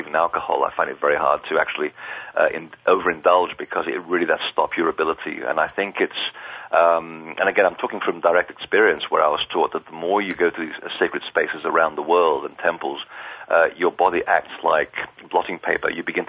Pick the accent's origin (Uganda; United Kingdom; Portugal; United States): Portugal; born there; I was raised as a Catholic. I didn't have a choice. I was born in Portugal. And we either were Catholics or basically were devil worshippers.